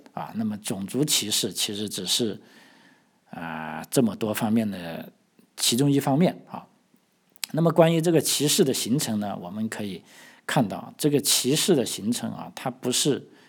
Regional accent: Guangdong, China; 我们广东人

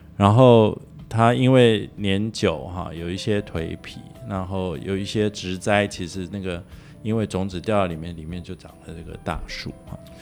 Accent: Taiwan; 我们台湾人也很，很，在这种条件下也生活了这么久

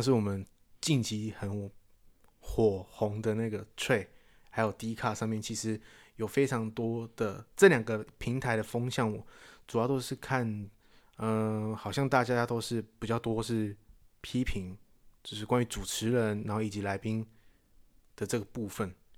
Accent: Taiwan; 不是我们台湾出生

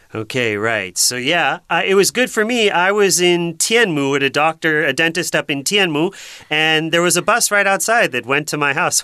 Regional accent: Massachusetts, United States; I come from Massachusetts, and Boston is the big city there

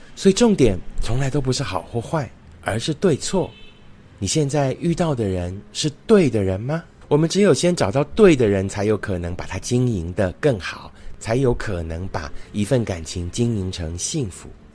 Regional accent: Fengyuan, Taichung, Taiwan; moved away; 今天录影的场景是在我的老家丰原哦， 那所以环境比较克难， 那因为家里面是住在一个五条通哦， 就是五条大马路交接的地方

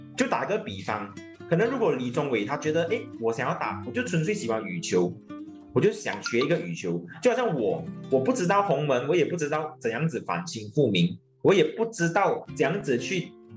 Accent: Batu Pahat, Johor, Malaysia; moved away as an adult; now in Johor Bahru, Malaysia; 我来自柔佛八猪八峡

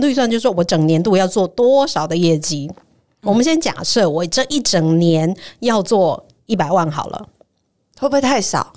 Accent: Taiwan; 我们台湾人

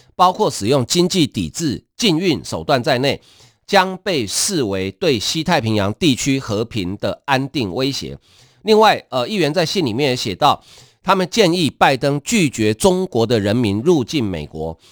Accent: Taiwan; 我们台湾人大概，呃，家里能住六十平以上的大概不多啊

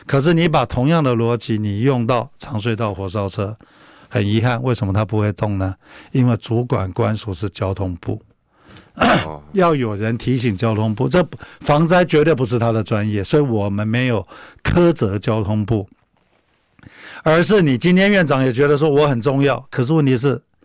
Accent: Taiwan; 那我们台湾人

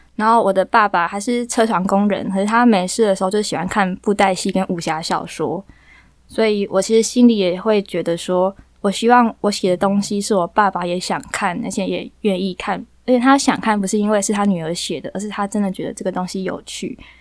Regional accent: Taiwan; first language Taiwanese Hokkien; 我是本省人

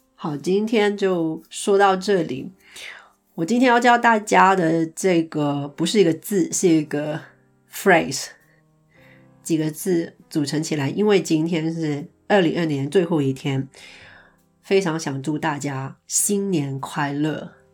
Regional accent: Hong Kong; moved away as an adult; now in Iceland; 因为我是香港人嘛， 零三年的时候呢，我们经历过SARS

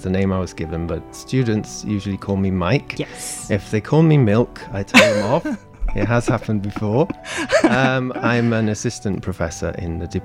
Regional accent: United Kingdom; accent: British; I, will keep my British accent.

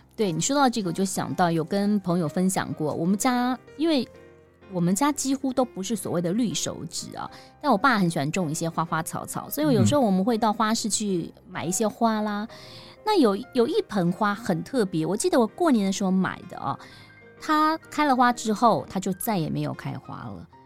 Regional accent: Taipei, Taiwan; also born or lived in Yilan; 我是宜兰人，然后我，但是我的成长都在台，台北

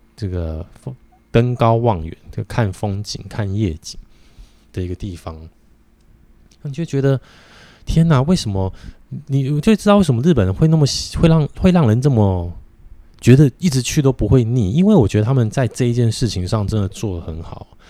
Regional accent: Taiwan; 我们台湾人

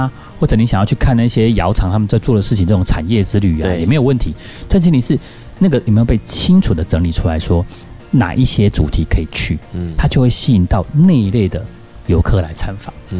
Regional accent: central Taiwan, Taiwan; moved away as an adult; also born or lived in Taipei; 我们中部人讲

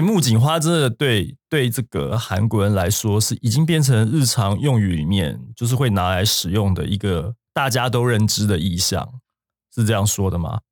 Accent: Taiwan; 我们台湾人不清楚的事情

